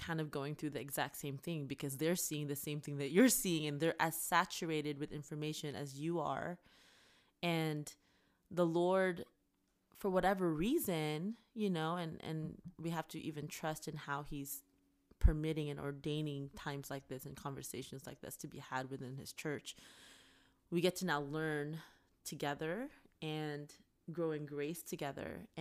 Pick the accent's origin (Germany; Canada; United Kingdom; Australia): Canada; now in United States; And then for me being Canadian mm. and the elections being around the corner.